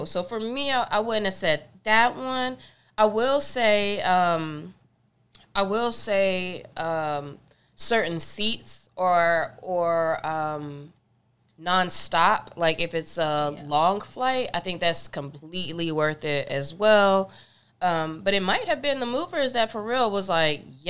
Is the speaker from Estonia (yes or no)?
no; North Carolina, United States; now in Los Angeles, United States; growing up in North Carolina